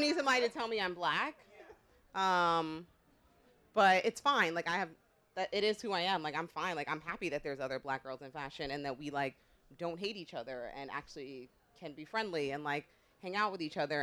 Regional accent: New York City, New York, United States; also born or lived in Philadelphia; I grew up in New York

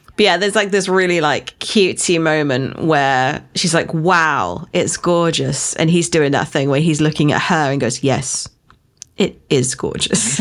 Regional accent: United Kingdom; as a Brit

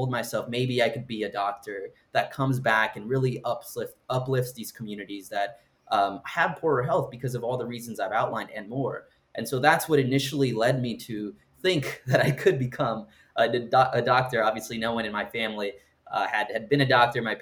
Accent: Los Angeles, California, United States; So, uh, as you mentioned, I grew up in Los Angeles, California, uh, but that's kind of actually misleading because I moved around a lot through Southern California

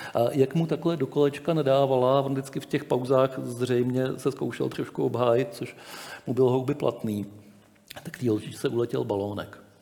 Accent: Czechia; my, Češi

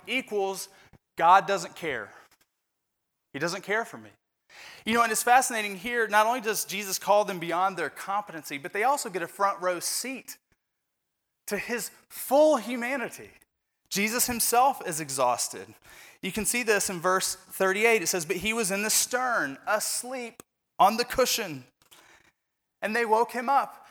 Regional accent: Indiana, United States; moved away; I'm from Indiana. We kinda love basketball in Indiana.

